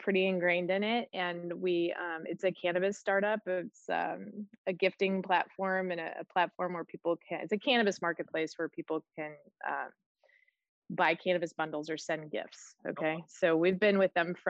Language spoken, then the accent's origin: English; Midwest, United States; now in California, United States; I am from the Midwest and living here now